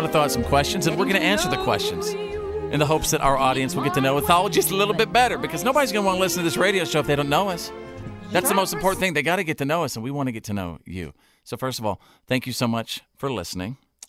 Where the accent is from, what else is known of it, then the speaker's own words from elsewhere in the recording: North Texas, United States; When I was little, I was growing up in North Texas.